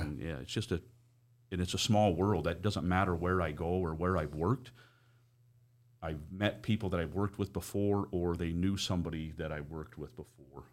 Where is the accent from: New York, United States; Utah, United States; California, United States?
Utah, United States; Price; moved away as an adult; also born or lived in Four Corners, New Mexico; I grew up in Price